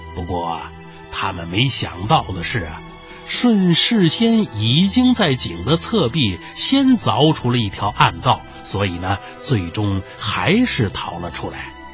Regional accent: China; 我们中国人第一次用三百六十六天上下的计数来确定年的概念

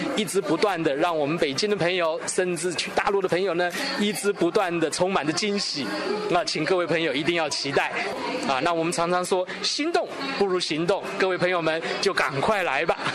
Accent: Taiwan; 我们来自台湾的朋友们

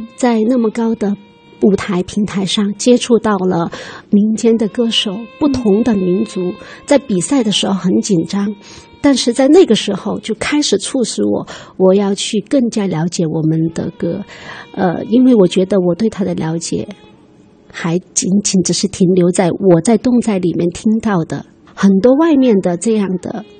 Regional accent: Jinping and Tianzhu, Guizhou, China; 在我们的锦屏，呃，天柱 一代我们的北部方言地区

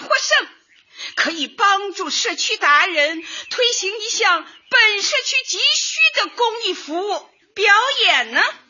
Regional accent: Shanghai, China; 我呀来自上海，我们在座的街坊们都来自不同的城市，但是啊，我觉得不管来自哪个城市，只要大家都在一个小区居住，就是一家人

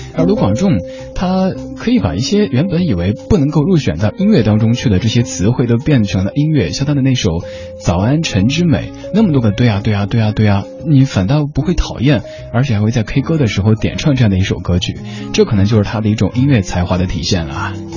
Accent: Chengdu, Sichuan, China; 我成都人

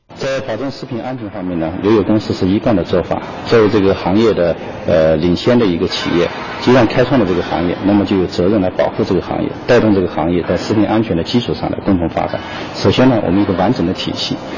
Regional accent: Beijing, China; 我们北京人说下酒菜

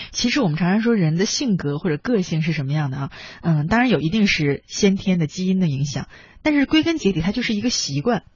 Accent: China; 我们中国人对这个东西的感觉

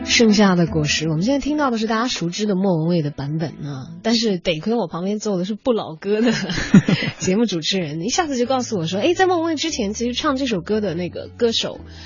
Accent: Chongqing, China; 我们重庆人民广播电台

